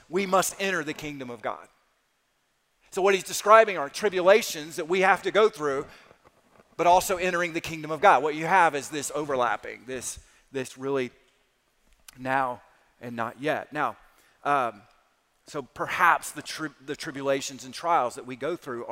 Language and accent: English; South Alabama, United States; I grew up in South Alabama